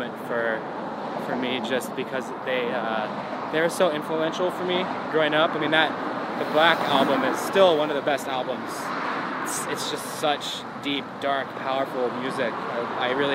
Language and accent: English; Goleta, California, United States; I was born in Goleta, which is a little suburb north of Santa Barbara on the beautiful California coast